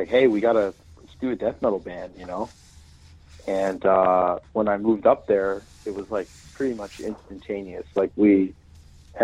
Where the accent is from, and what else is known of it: Cary, North Carolina, United States; born or raised there; moved away as an adult; also born or lived in Hartford, Connecticut / Washington, District of Columbia, United States / Pennsylvania